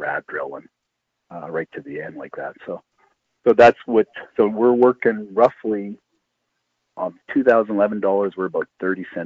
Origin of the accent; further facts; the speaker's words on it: Timmins, Ontario, Canada; I'm from Timmins